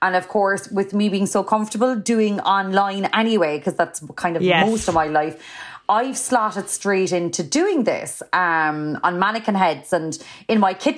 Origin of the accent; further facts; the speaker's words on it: Cork, Munster, Ireland; I just kind of, I am very Irish. I'm very Cork.